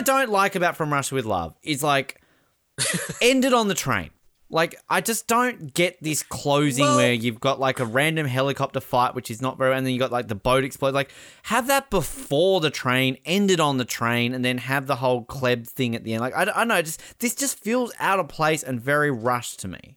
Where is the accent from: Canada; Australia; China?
Australia; I'm Australian